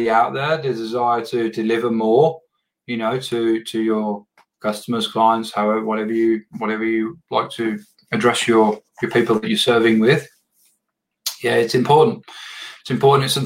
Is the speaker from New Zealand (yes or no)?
no; England, United Kingdom; I'm from England